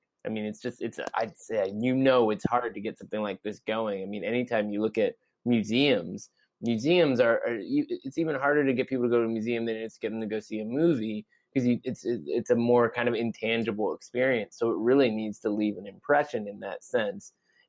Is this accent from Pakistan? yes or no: no; Seattle, Washington, United States; when I grew up in Seattle